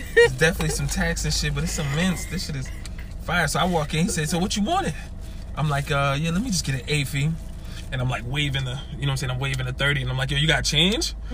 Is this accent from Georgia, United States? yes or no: no; Massachusetts, United States; moved away; also born or lived in Quincy, Florida; I was born in Massachusetts